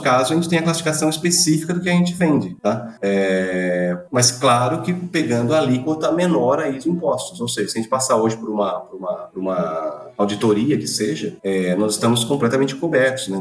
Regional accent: Bauru, São Paulo, Brazil; o motivo de eu estar em Bauru, eu sou de Bauru

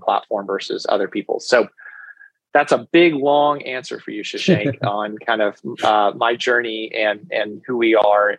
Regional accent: Dallas, Texas, United States; also born or lived in New York; I'm originally from Dallas and went to school here in Texas

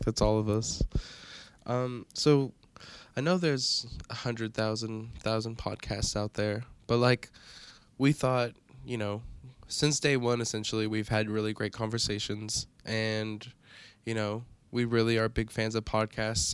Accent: Evansville, Indiana, United States; from the booming metropolis of Evansville, Indiana

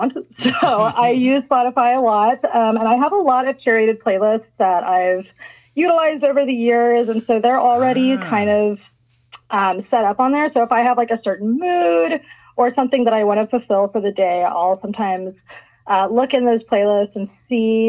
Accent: Nashville, Tennessee, United States; I grew up in Nashville, Tennessee

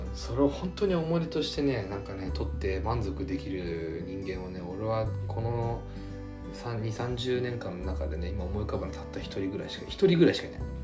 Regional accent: Japan; born or raised there

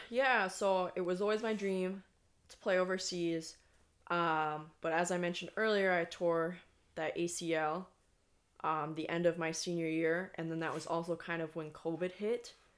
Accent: United States; also born or lived in Iceland; me as the American

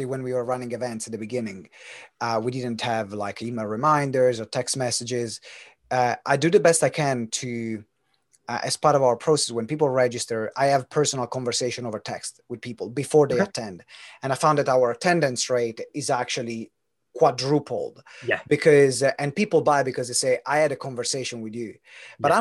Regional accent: Italy; moved away; also born or lived in United Kingdom; I'm Italian, I am British

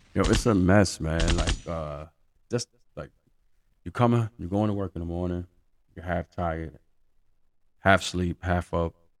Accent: New York City, New York, United States; I'm a New Yorker. I've been here basically all my life

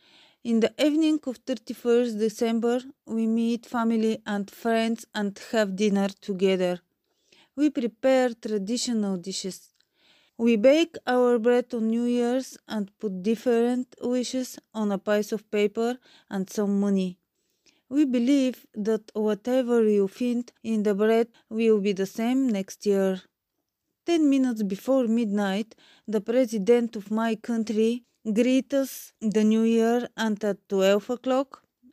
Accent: Bulgaria; English is a second language; now in Newcastle, United Kingdom; I'm from Bulgaria.

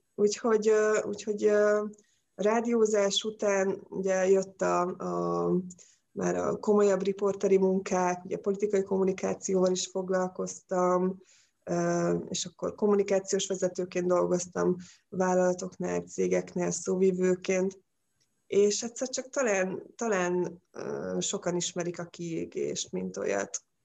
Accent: Pécs, Baranya, Hungary; now in Balatonfüred, Hungary; Pécsi vagyok

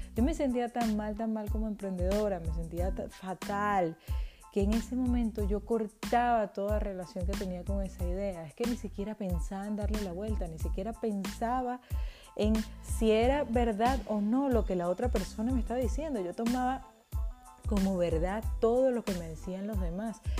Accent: Venezuela; moved away as an adult; now in Spain; soy emprendedora venezolana

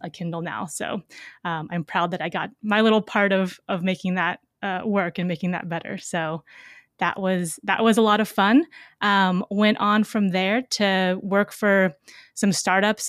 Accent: Seattle, Washington, United States; I grew up in Seattle, Washington

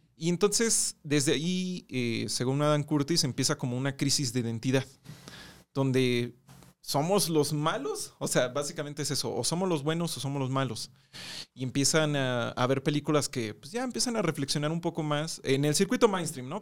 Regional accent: Mexico; nosotros también como mexicanos

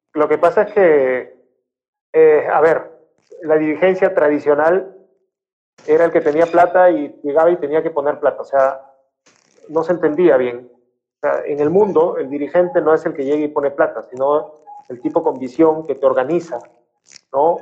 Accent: Piura, Peru; Mi tierra

